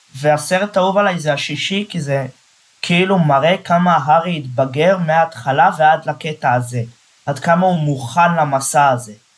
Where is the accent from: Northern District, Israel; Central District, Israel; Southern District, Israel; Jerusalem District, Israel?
Central District, Israel; Netanya; אני מנתניה